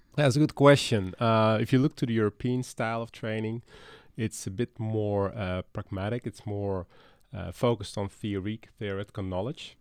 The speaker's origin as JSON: {"language": "English", "country": "Netherlands", "moved": "as an adult", "lives_now": "Dalton, United States", "said": "I'm from the Netherlands and that's where I started my career."}